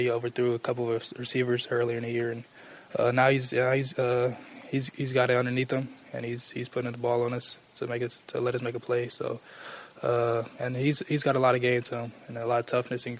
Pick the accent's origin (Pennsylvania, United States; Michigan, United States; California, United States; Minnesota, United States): California, United States; moved away as an adult; now in Columbus, United States; I'm from the West Coast